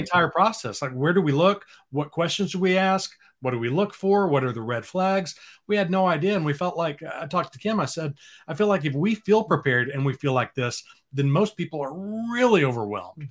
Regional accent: Dallas, Texas, United States; moved away as an adult; now in Austin, United States; I grew up in the Dallas area

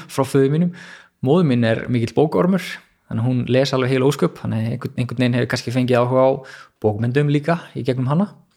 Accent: Hafnarfjörður, Capital Region, Iceland; moved away as an adult; also born or lived in Reykjavík; now in Garðabær, Iceland; ég er uppalinn í Hafnarferði

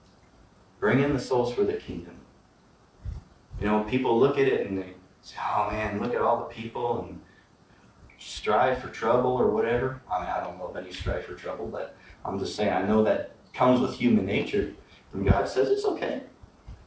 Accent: Midwest, United States; I grew up in the Midwest

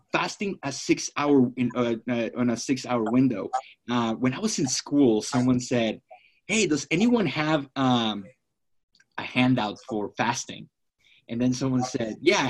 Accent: Florida, United States; now in Phoenix, United States; I'm from Florida

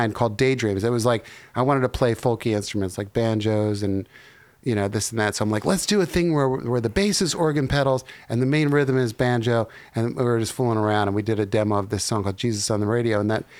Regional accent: New Jersey, United States; now in Nashville, United States; I grew up in New Jersey

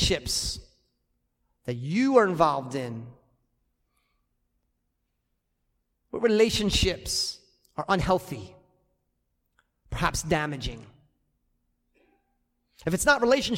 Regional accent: United States; I'm American

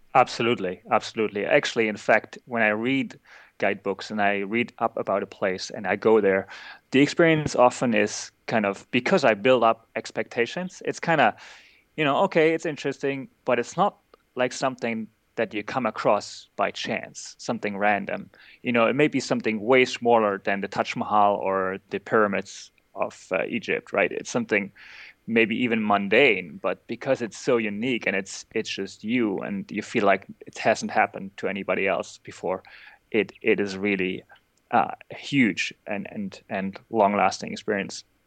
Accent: East Germany, Germany; I grew up in East Germany

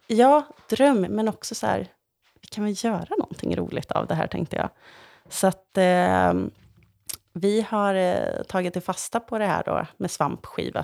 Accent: Ulricehamn, Västra Götaland, Sweden; moved away as an adult; also born or lived in Grythyttan; jag var ju från Ulricehamn

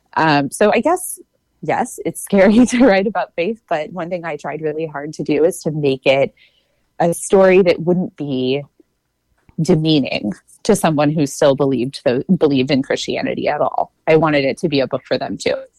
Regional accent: Texas, United States; I grew up in Texas

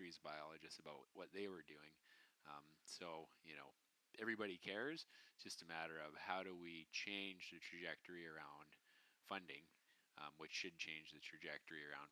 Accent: British Columbia, Canada; as British Columbians

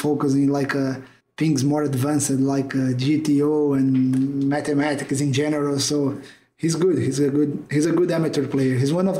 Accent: Brazil; I'm from Brazil

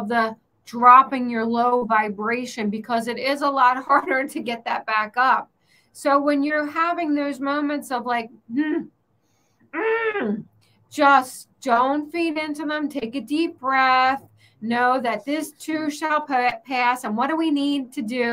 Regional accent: Pennsylvania, United States; now in Florida, United States; I grew up in Pennsylvania where you are

